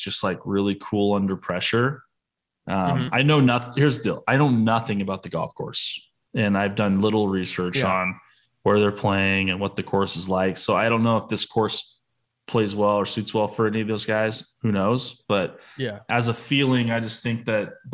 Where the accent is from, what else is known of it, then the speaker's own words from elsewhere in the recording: United States; as an American